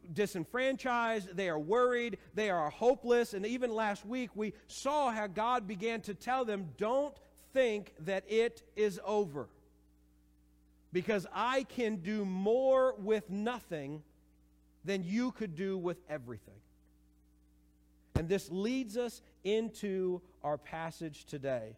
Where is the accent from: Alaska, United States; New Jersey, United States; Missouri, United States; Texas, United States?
Missouri, United States; moved away; For my family, there is we're from Missouri, and we still very much so love the state